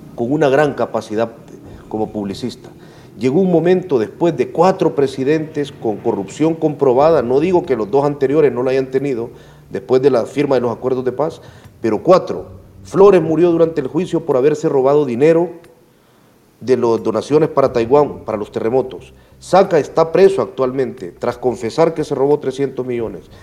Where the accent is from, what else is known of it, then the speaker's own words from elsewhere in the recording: El Salvador; yo soy periodista salvadoreño